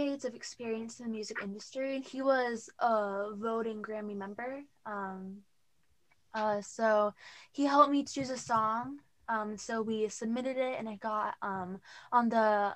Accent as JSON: {"language": "English", "town": "Auburn", "region": "Washington", "country": "United States", "tie": "born or raised there", "said": "I'm from Auburn, Washington."}